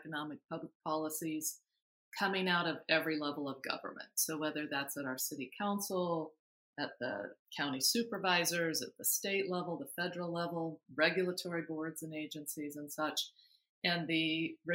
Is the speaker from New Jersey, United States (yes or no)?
no; Twin Falls, Idaho, United States; moved away as an adult; also born or lived in Salt Lake City / St. Louis / Philadelphia / Providence; now in Los Angeles, United States; I grew up in Southern Idaho, and in Twin Falls, Idaho is where I got the bug to be in the news business.